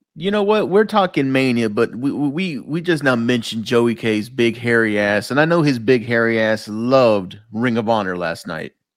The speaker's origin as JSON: {"language": "English", "town": "Dallas", "region": "Texas", "country": "United States", "tie": "born or raised there", "said": "Coming live to you from Dallas, Texas, man. This is my hometown, my home state"}